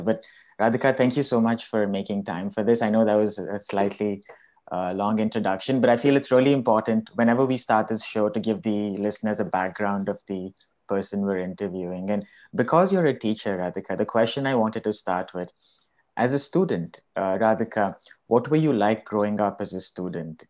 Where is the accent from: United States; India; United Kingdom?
India; growing up in India